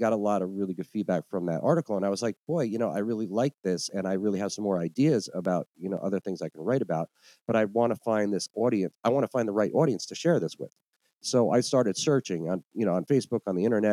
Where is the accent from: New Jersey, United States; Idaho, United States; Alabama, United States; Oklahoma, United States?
New Jersey, United States; moved away as an adult; now in New Orleans, United States; I'm from New Jersey originally, and I moved to New Orleans in 2010